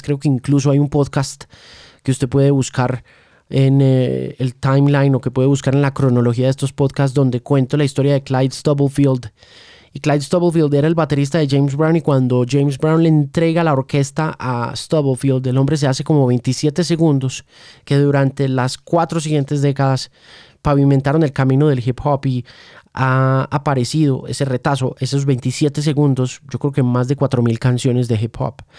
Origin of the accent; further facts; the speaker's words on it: Colombia; todos los colombianos